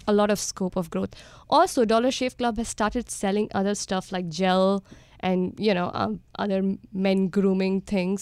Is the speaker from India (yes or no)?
yes; India; born and brought up in India